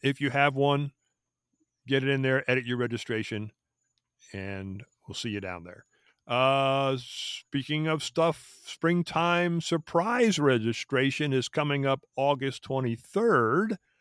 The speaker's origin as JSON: {"language": "English", "town": "Philadelphia", "region": "Pennsylvania", "country": "United States", "tie": "born or raised there", "also_born_or_lived": "Fort Devens, Massachusetts", "moved": "yes", "said": "I grew up in the Philadelphia area"}